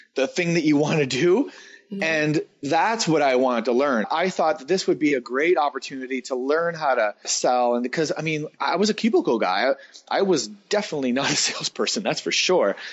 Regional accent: East Coast of Canada, Canada; moved away as an adult; I decided to move back to my hometown, which is in the east coast of Canada

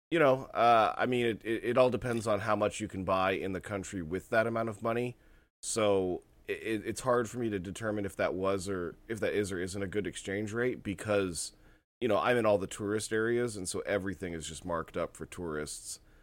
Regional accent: United States; as an American, you know, Gentile Christian

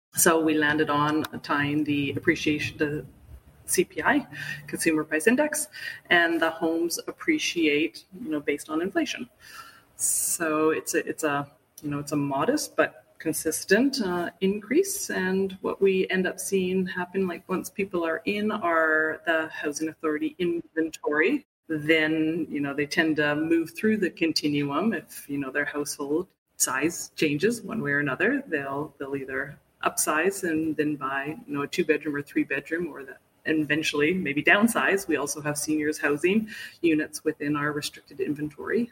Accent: Vancouver, British Columbia, Canada; moved away as an adult; also born or lived in Toronto; now in Whistler, Canada; I grew up in Vancouver and in a family of skiers.

